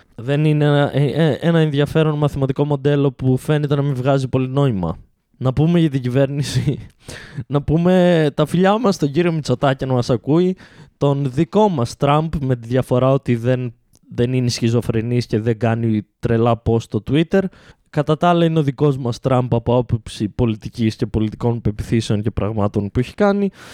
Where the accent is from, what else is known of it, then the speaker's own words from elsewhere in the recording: Greece; γεννηθήκαμε σε αυτή τη χώρα